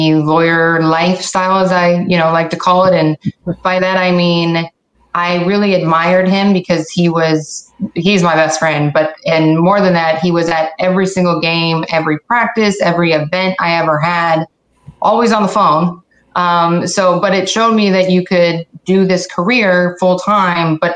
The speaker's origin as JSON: {"language": "English", "town": "Syracuse", "region": "New York", "country": "United States", "also_born_or_lived": "Akron, Ohio", "moved": "as an adult", "said": "I'm from Syracuse. Wanted to go back home"}